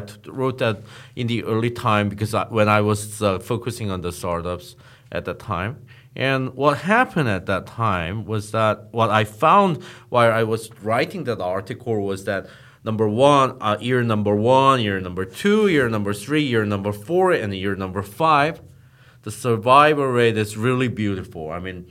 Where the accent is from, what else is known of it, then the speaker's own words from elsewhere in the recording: Geneva, Switzerland; English is a second language; I was growing up in Switzerland, Geneva.